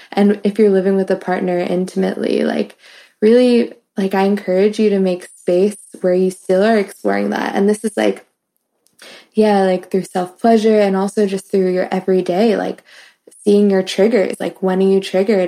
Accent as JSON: {"language": "English", "town": "New York City", "region": "New York", "country": "United States", "moved": "yes", "lives_now": "Philadelphia, United States", "said": "I'm from New York City"}